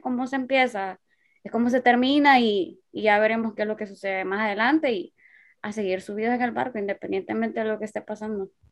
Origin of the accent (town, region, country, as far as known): Honduras